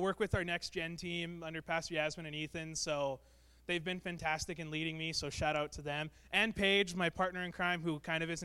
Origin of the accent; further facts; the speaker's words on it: Brandon, Manitoba, Canada; moved away; I'm from Brandon, Manitoba. I was born and raised there.